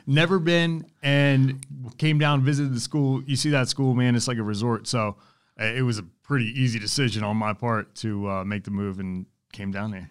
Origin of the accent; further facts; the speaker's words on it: Pennsylvania, United States; moved away as an adult; now in North Carolina, United States; I'm from Pennsylvania, but moved down here two thousand twelve